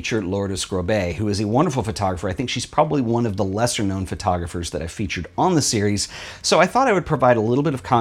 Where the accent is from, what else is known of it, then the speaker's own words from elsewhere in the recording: United States; when I was growing up in the United States